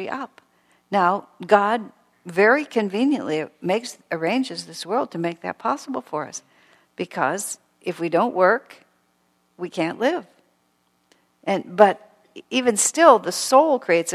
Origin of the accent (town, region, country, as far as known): United States